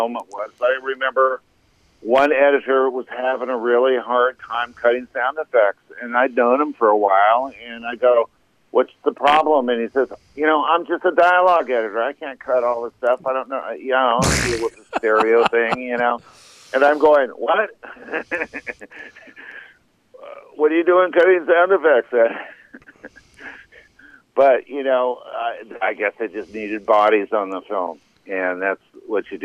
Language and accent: English; Arizona, United States; moved away; also born or lived in Los Angeles; growing up in Arizona